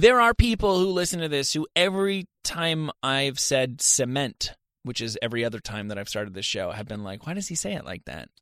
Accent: Rutherford, New Jersey, United States; now in Los Angeles, United States; I'm from Rutherford, New Jersey

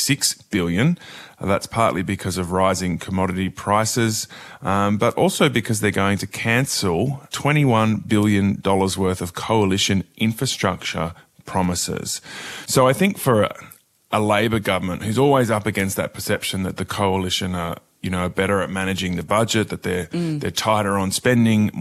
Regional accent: near Mudgee, New South Wales Central West, Australia; That's right near my hometown.

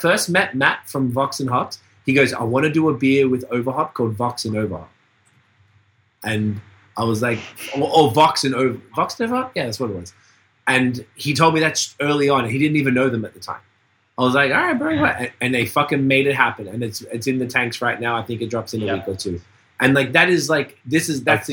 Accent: Australia; moved away; I'm from Australia

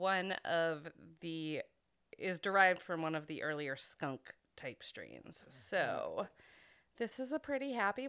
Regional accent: Greenville, Maine, United States; Greenville, Maine, which is my hometown

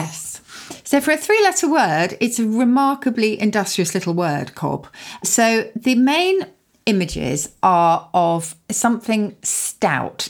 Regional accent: Surrey, South East England, United Kingdom; where I grew up in Surrey

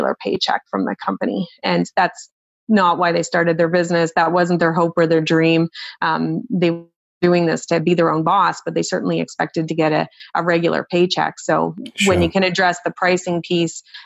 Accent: Nova Scotia, Canada; born or raised there

